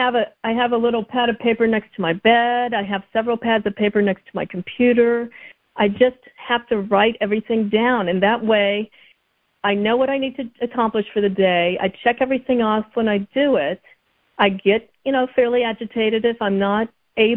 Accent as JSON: {"language": "English", "town": "Columbus", "region": "Ohio", "country": "United States", "tie": "born or raised there", "said": "My dad still lives on Dunedin Road where I grew up"}